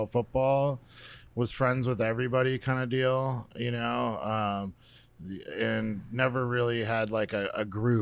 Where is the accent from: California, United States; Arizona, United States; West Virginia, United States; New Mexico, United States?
Arizona, United States; I was born here in Arizona and stayed here. So born and raised, they call a native